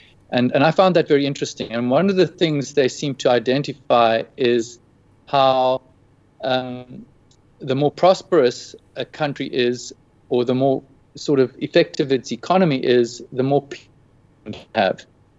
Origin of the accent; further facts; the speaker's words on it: South Africa; As in being a South African?